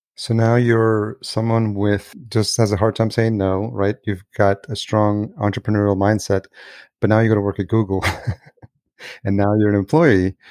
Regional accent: El Salvador; now in United States; I'm Latino. I was born in El Salvador

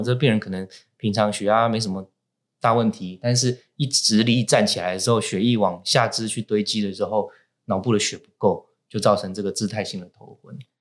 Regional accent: Taiwan; 我们台湾人呢，习惯把头的不舒服，只要不是痛的哈，都把它讲成头昏

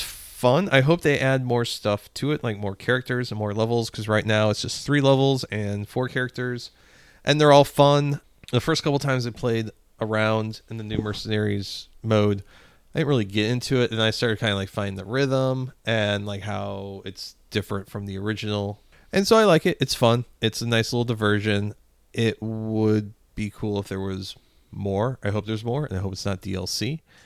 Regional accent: Spanish Lake, Missouri, United States; growing up in Spanish Lake

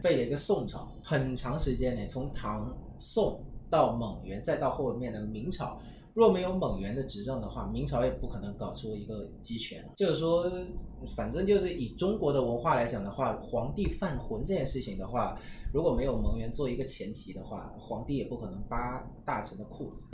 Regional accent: Vietnam; 我们越南人

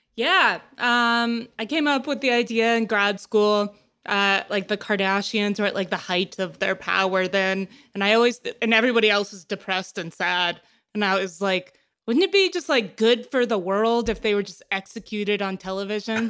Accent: Texas, United States; I'm from Texas, so I'm a Doctor Pepper and Big Red family.

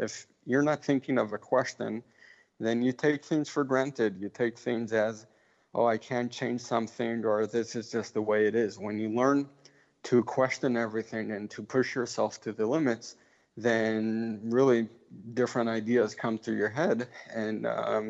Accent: Israel; also born or lived in Memphis, Tennessee; So my family is from Memphis, Tennessee. I grew up in Israel

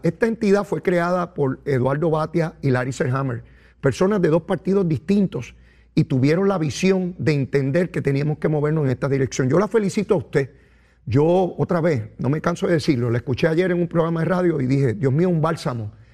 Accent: Puerto Rico; a mi pueblo de Puerto Rico

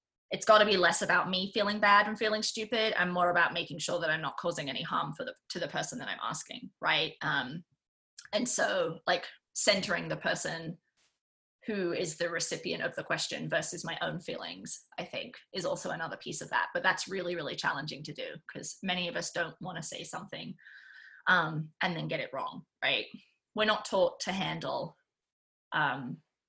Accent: United Kingdom; I'm British

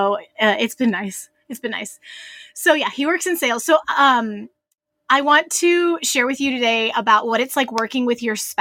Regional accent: Texas, United States; We're from Texas

